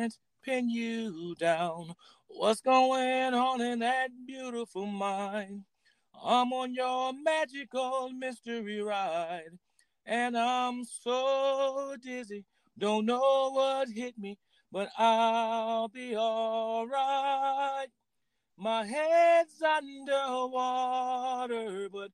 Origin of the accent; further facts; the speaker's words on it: Pontiac, Michigan, United States; coming up in Pontiac, Michigan